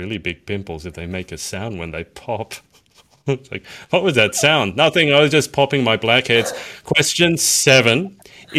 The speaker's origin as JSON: {"language": "English", "country": "Australia", "said": "Come in really handy also being an Australian, I gotta say."}